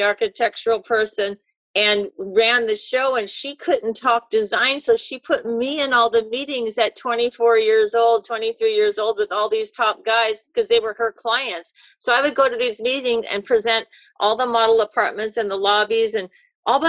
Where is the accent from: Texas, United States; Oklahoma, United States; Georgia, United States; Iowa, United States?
Iowa, United States; moved away as an adult; also born or lived in New York City; now in California, United States; I'm from Iowa